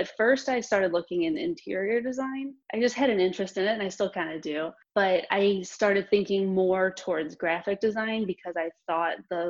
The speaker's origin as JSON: {"language": "English", "town": "St. Louis", "region": "Missouri", "country": "United States", "also_born_or_lived": "San Diego", "moved": "as an adult", "lives_now": "Pittsburgh, United States", "said": "I'm from St. Louis"}